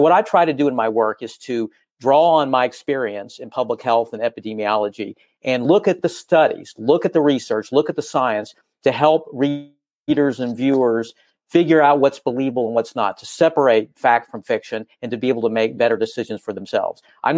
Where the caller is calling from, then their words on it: Los Angeles, California, United States; I am calling from the city of Los Angeles, Los Angeles, California.